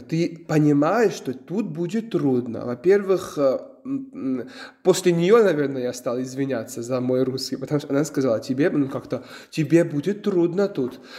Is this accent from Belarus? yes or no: no; Georgia; Russian is a second language; moved away; also born or lived in Ukraine; мой родной язык не русский, вы забыли это сказать, потому что я э, грузин